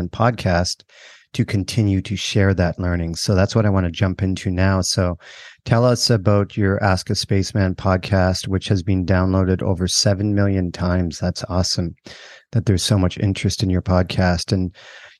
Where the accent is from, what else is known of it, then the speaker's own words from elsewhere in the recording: Canada; I remember growing up in Canada in a rural area